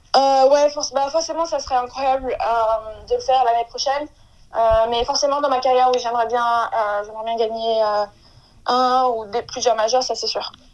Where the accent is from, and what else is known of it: France